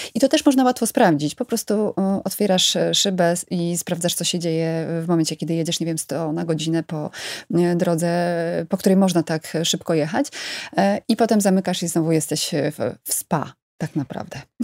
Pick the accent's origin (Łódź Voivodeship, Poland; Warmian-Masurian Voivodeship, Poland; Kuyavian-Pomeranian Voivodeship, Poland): Kuyavian-Pomeranian Voivodeship, Poland; Bydgoszcz; ja pochodzę z Bydgoszczy